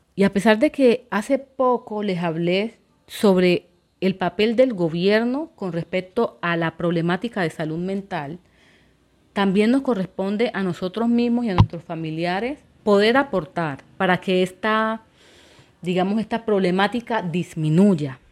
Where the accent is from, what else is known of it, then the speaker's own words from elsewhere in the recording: Quibdó, Chocó, Colombia; yo soy de Quibdó, del departamento del Chocó de Colombia, orgullosamente